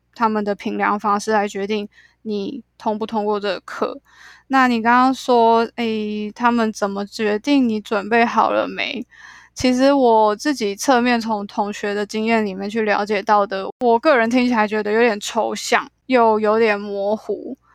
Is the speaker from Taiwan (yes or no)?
yes; Taiwan; also born or lived in New York, United States; 我其实就是土生土长的台湾人